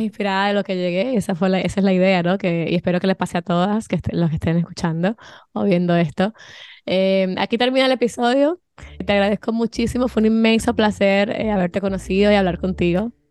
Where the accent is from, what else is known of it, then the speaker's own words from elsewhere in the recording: Dominican Republic; now in Miami, United States; yo soy dominicana eh, mi esposo es español